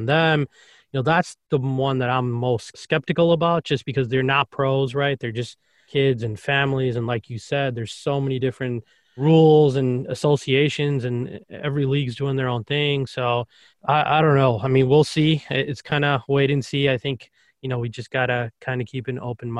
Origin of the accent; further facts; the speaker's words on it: Chicago, Illinois, United States; I'm from Chicago